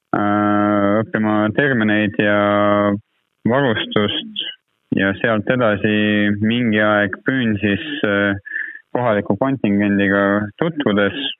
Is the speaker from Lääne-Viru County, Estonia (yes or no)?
yes; Lääne-Viru County, Estonia; ma tegelikult ise olen ju Lääne-Virumaalt pärit